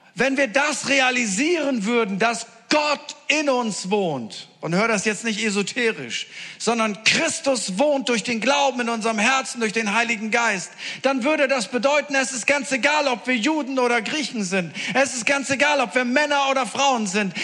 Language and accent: German; Northern Germany, Germany; ich komme aus Norddeutschland